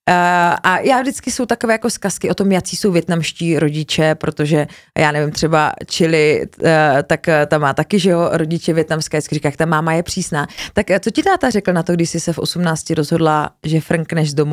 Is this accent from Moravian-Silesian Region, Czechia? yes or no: yes; Ostrava, Moravian-Silesian Region, Czechia; also born or lived in Frýdek-Místek / Havířov / Opava; jako původem jsem úplně z Ostravy